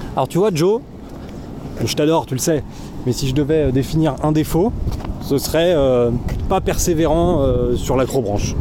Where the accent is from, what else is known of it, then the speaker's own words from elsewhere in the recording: Thônes, Auvergne-Rhône-Alpes, France; Thône, là où, là d'où je viens, parce qu'on est là pour parler de moi, eh ben, c'est le siège de Mobalpa